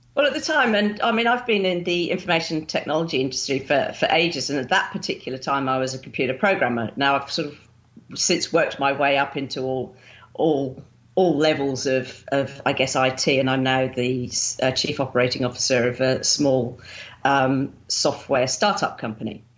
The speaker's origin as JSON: {"language": "English", "town": "Winchester", "region": "South East England", "country": "United Kingdom", "tie": "born or raised there", "also_born_or_lived": "Romsey", "moved": "as an adult", "lives_now": "Melbourne, Australia", "said": "I grew up in Winchester"}